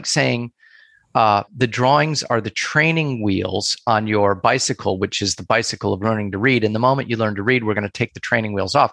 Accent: United States; also born or lived in Asia / Europe; I am American, born and raised, and have spent most of my life in the United States

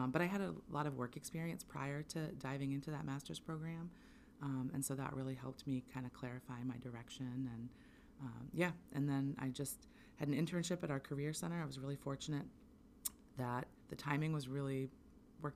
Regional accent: Southern Maine, United States; also born or lived in Orono, Maine / Eddington, Maine; I grew up in Southern Maine, and I left to go to college and had some different work experiences. And then about 10 years later, I was grateful to have the opportunity to move back to Maine

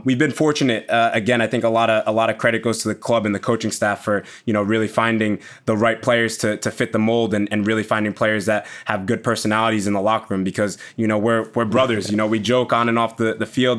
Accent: United States; first language English; also born or lived in New York / Leipzig; now in Leeds, United Kingdom; growing up and obviously playing football in America

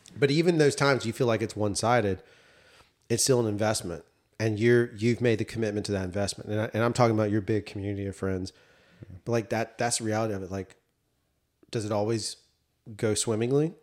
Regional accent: the South, United States; As a Southerner

